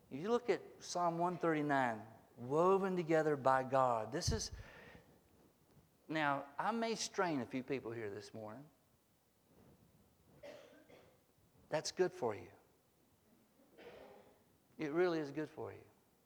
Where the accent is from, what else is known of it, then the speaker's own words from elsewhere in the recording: the South, United States; I was born in the South